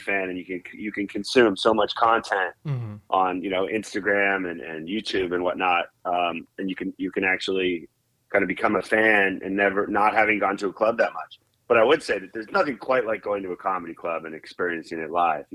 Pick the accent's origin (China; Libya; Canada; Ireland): Canada; Toronto, Ontario; moved away as an adult; also born or lived in Calgary, Alberta; now in United States; I grew up in Canada, and I guess more specifically, I was born and went to high school in Toronto. But between that, like when I was little, we moved to Western Canada for a few years there. So I spent a little time in Calgary, Alberta